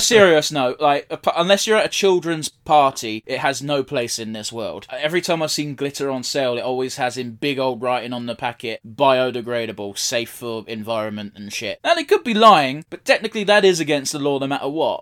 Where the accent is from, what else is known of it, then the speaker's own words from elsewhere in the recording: United Kingdom; being British